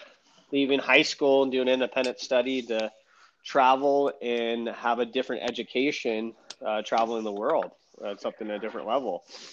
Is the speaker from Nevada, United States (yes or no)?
no; California, United States; also born or lived in Hawaii; most definitely.